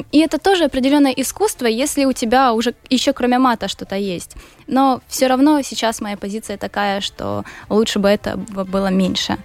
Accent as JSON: {"language": "Russian", "country": "Ukraine", "said": "я из Украины"}